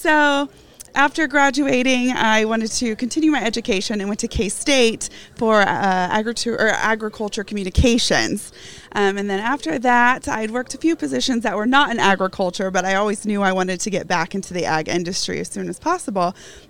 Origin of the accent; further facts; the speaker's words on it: Wichita, Kansas, United States; So I am originally from Wichita, Kansas.